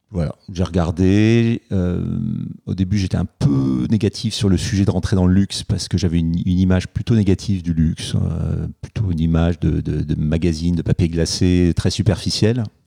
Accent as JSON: {"language": "French", "town": "Paris", "region": "Île-de-France", "country": "France", "tie": "born or raised there", "said": "j'ai grandi, j'ai grandi à Paris"}